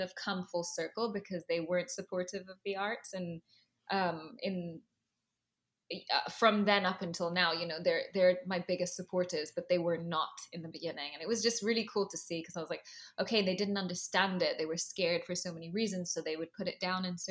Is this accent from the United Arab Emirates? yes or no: yes; Dubai, United Arab Emirates; moved away as an adult; also born or lived in London / Los Angeles; now in New York, United States; I have a very mixed background, and I grew up in Dubai. My father is Indian. My mother is Egyptian and Nubian and Muslim